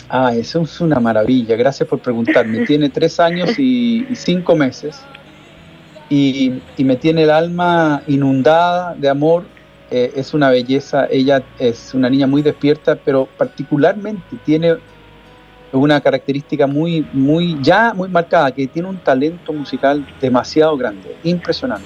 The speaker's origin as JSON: {"language": "Spanish", "country": "Chile", "said": "la realidad de mi país que me preocupa, que me, que, de la cual me siento, por supuesto, muy vinculado, porque es mi tierra"}